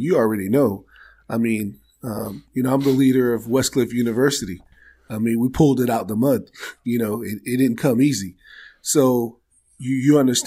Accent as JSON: {"language": "English", "region": "Maryland", "country": "United States", "said": "I'm from Maryland"}